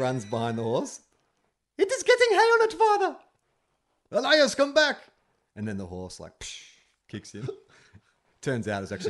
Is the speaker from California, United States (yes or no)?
yes; California, United States; I'm from California, where we have more deadly animals than Nebraska.